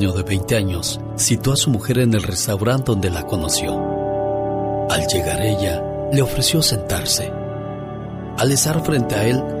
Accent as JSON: {"language": "Spanish", "town": "Puerto Peñasco", "region": "Sonora", "country": "Mexico", "moved": "yes", "said": "de Puerto Peñasco, Sonora, porque un día salí de Sonora, pero Sonora nunca salió de mí"}